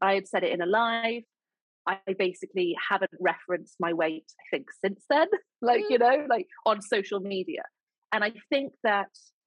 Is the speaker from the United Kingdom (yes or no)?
yes; United Kingdom; accent: sounds like Julie Andrews